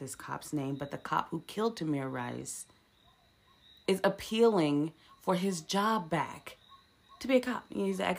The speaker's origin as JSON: {"language": "English", "country": "United States", "said": "we're American"}